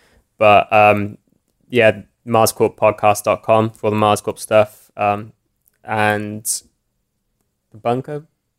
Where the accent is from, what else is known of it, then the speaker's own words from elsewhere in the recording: Cardiff, Wales, United Kingdom; I'm from Wales, I'm from Cardiff